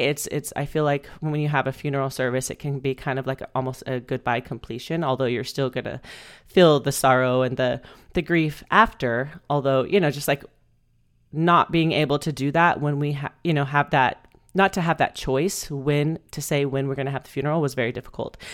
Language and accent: English; Bakersfield, California, United States; moved away as an adult; also born or lived in Spain; I moved home to Bakersfield, my hometown.